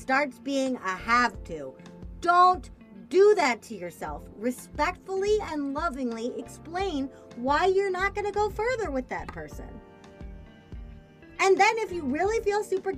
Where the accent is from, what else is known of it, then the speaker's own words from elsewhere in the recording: Missouri, United States; I'm from Missouri, which is the fake South